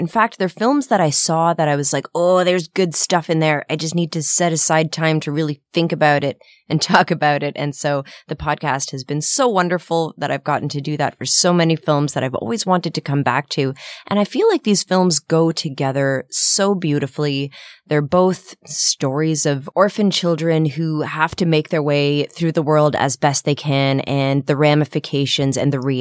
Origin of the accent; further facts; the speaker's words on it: Ottawa, Ontario, Canada; moved away; I went home to my hometown of Ottawa